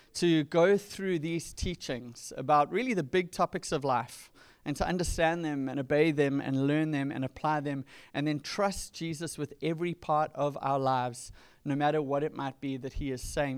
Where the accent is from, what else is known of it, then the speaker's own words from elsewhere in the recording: Durban, KwaZulu-Natal, South Africa; now in California, United States; growing up in Durban on the east coast of South Africa in the nineties